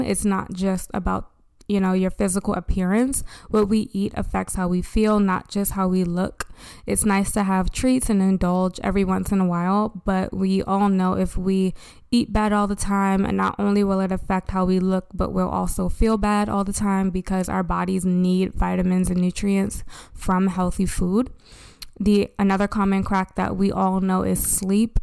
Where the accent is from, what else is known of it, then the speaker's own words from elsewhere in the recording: United States; As an American society